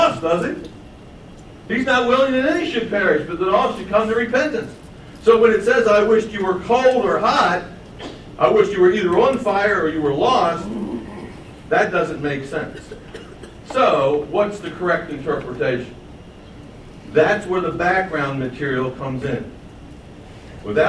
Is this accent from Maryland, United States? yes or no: yes; Baltimore, Maryland, United States; I grew up in Baltimore, about 2 miles from my house, there was a road, and it was called Cold Spring Lane.